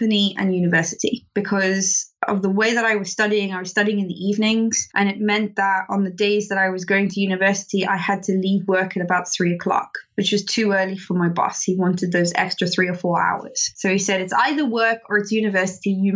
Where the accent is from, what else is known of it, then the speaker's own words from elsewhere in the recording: South Africa; moved away as an adult; now in United Kingdom; I'm actually South African. I'm not British.